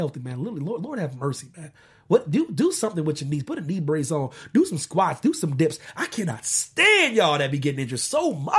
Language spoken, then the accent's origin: English; Pennsylvania, United States; I'm from Pennsylvania. Y'all just want everybody to know, full disclosure. I'm from Pennsylvania